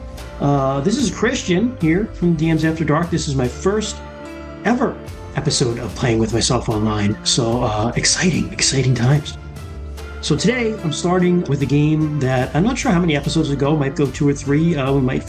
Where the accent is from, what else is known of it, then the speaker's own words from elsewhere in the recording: upstate New York, United States; technically, I grew up in upstate New York, and technically, I grew up in the Appalachians. Part of the Catskill Mountains where I grew up